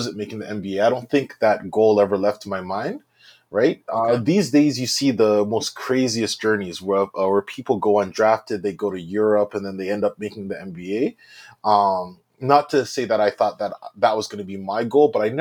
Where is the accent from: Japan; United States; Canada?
Canada; Brampton, Ontario; also born or lived in Oshawa / Ottawa / United Kingdom; So I was born in Oshawa, but I grew up in Brampton. I've been in Brampton my whole life